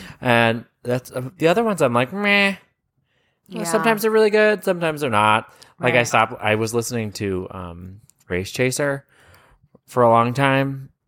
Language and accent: English; Canada; I have a memory from my childhood, like I'm from Canada.